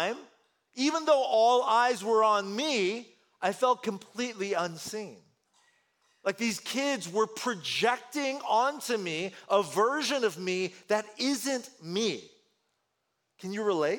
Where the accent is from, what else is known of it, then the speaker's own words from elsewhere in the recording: Bay Area, California, United States; first language Korean; English is a second language; also born or lived in Korea; I'm an immigrant child. I moved here to the States, here to California, here to the Bay Area when I was really young